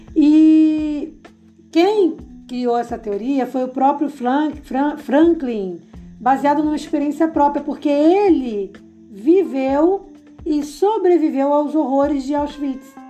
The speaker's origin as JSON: {"language": "Portuguese", "region": "Rio de Janeiro", "country": "Brazil", "said": "eu sou do Rio de Janeiro"}